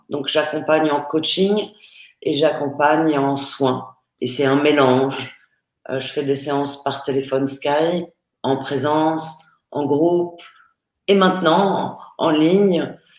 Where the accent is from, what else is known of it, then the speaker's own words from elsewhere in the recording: Paris, Île-de-France, France; je suis née à Paris